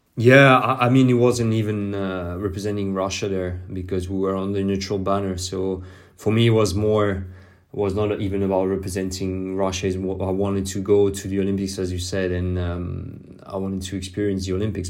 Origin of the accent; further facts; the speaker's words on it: France; English is a second language; I grew up in France